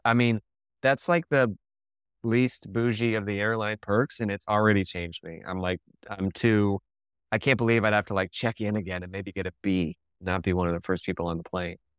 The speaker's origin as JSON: {"language": "English", "town": "Denver", "region": "Colorado", "country": "United States", "tie": "born or raised there", "also_born_or_lived": "Ohio / Baltimore", "moved": "as an adult", "said": "I grew up in Colorado, went to school in Ohio, moved to Baltimore"}